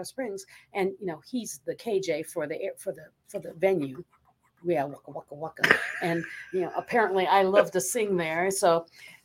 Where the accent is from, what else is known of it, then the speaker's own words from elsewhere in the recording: Philippines; moved away; I grew up in the Philippines